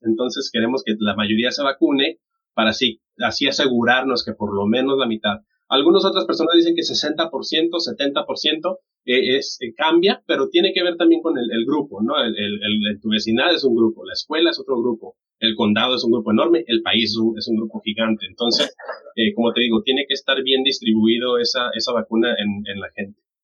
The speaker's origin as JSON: {"language": "Spanish", "country": "Mexico", "moved": "yes", "said": "yo soy de, de México"}